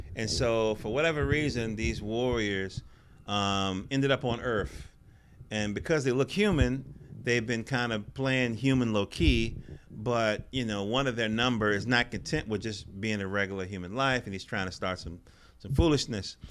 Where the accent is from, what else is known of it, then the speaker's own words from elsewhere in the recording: North Carolina, United States; I'm from North Carolina